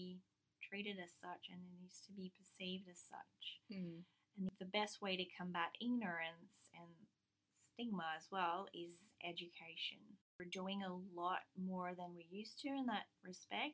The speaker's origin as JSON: {"language": "English", "area": "the French part of Canada", "region": "Quebec", "country": "Canada", "moved": "yes", "lives_now": "Australia", "said": "I come from the French part of Canada, which is a matriarchal society that's very specific to the French side of Canada"}